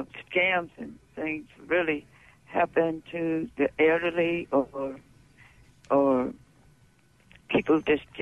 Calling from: Port Gibson, Mississippi, United States; Yes, I'm calling from Port Gibson.

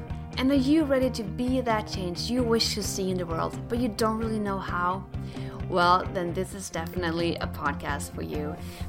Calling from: Halmstad, Halland County, Sweden; I'm calling out from Halmstad, Sweden

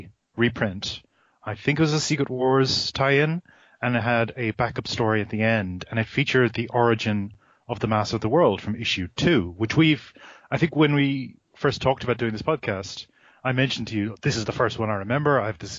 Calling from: Melbourne, Victoria, Australia; while I don't sound like it, I'm calling you from Australia.

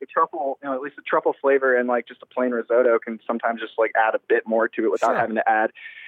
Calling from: San Antonio, Texas, United States; I'm calling from San Antonio, Texas.

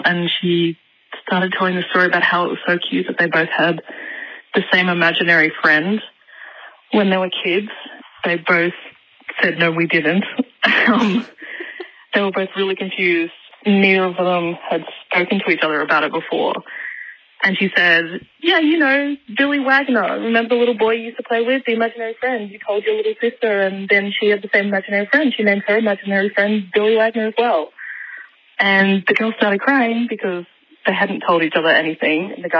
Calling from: Sydney, New South Wales, Australia; I'm calling from Sydney.

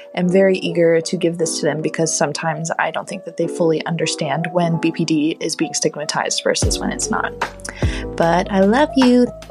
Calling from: Dallas, Texas, United States; I'm calling from Dallas, Texas

